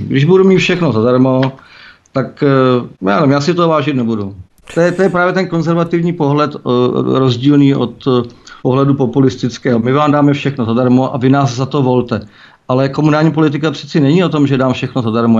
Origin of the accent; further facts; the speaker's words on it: Czechia; Já jsem Čech a nestydím se za